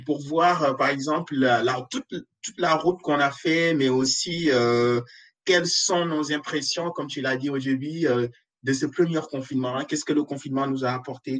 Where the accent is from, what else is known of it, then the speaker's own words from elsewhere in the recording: Senegal; moved away; je suis sénégalais